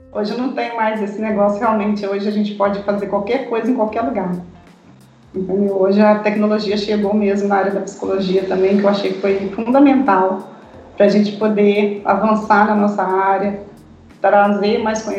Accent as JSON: {"language": "Portuguese", "region": "Minas Gerais", "country": "Brazil", "said": "Certo, eu sou mineira, sim."}